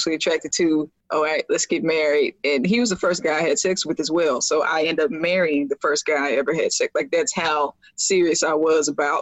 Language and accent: English; the South, United States; I was raised in the South. We're extremely biblical. It's the Bible Belt